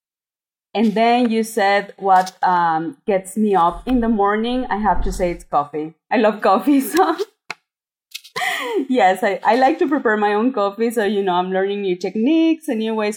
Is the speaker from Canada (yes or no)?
no; Mexico; also born or lived in Japan; I am from Mexico